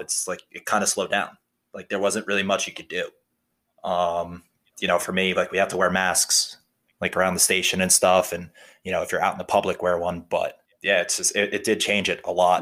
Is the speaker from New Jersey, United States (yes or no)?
yes; New Jersey, United States; Born and raised in New Jersey